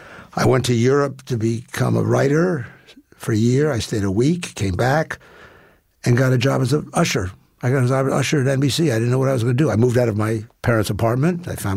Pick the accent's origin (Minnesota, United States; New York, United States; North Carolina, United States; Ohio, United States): New York, United States; New York City; And I grew up in Manhattan.